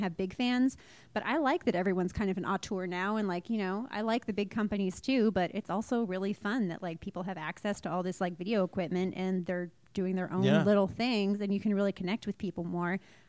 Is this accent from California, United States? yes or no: yes; San Francisco, California, United States; I'm from San Francisco, kink capital of America.